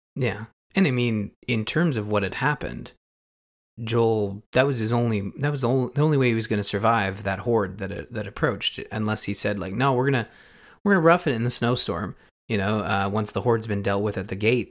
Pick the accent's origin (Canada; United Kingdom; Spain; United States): Canada; being a Canadian